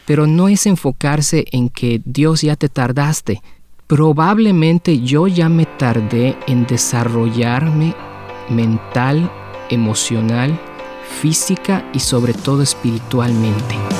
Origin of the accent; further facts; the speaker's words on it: Mexico; moved away; yo vengo de México